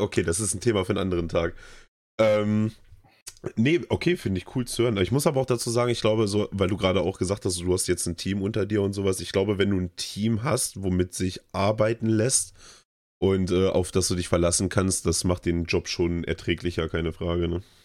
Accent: Germany; bei uns in Deutschland

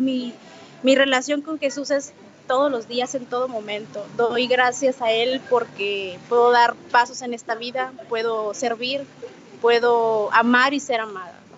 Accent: Monterrey, Nuevo León, Mexico; de Monterrey, Nuevo León

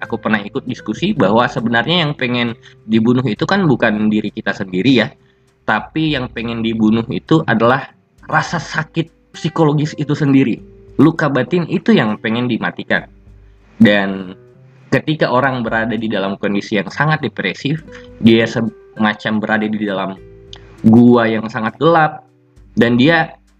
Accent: Bolaang Mongondow Raya, North Sulawesi, Indonesia; Daerahku sendiri, B M R, Bulangmung Doraya

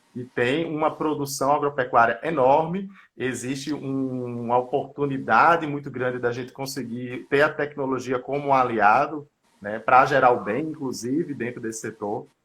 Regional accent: Recife, Pernambuco, Brazil; moved away as an adult; now in São Paulo, Brazil; sou lá de Pernambuco, de Recife. Atualmente não moro na minha cidade natal, moro em São Paulo

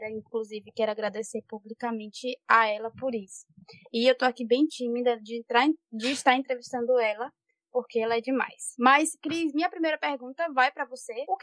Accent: Bahia, Brazil; tenho 25 anos, sou baiana, com muito amor e dedicação. Moro em Vitória da Conquista

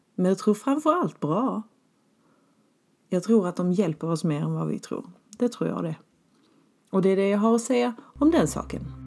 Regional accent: Skåne, Sweden; moved away; hemma i Skåne

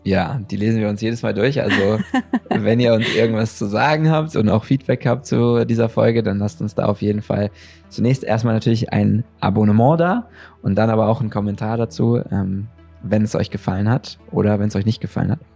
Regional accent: Germany; als Deutsche

